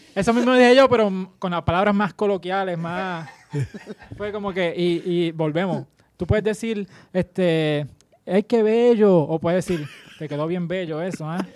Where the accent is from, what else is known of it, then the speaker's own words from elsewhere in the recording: Puerto Rico; Como, como boricuas